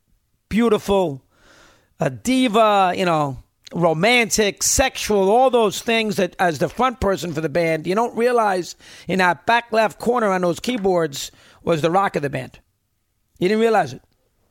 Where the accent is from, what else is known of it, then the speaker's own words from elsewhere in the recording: Lebanon, New York, United States; 17-year-old boy growing up in Upper Darrell School in Lebanon, New York.